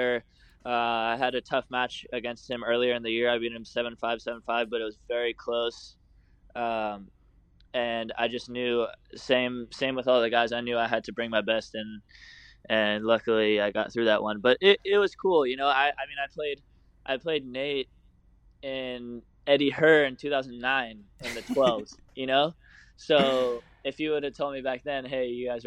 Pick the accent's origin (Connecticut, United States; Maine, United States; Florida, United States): Florida, United States; also born or lived in Port Washington, Long Island, New York / Boca Raton, Florida; my family moved down to Florida when I was 7 years old